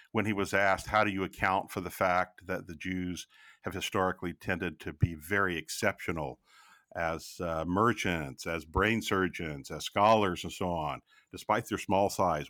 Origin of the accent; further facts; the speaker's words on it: United States; as an American